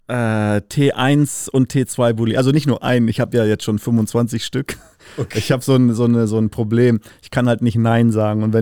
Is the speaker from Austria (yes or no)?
no; Windhoek, Khomas, Namibia; now in Germany; Äh, fünfte Generation aufgewachsen in Namibia, äh, geboren äh, in der Hauptstadt, in Windhoek City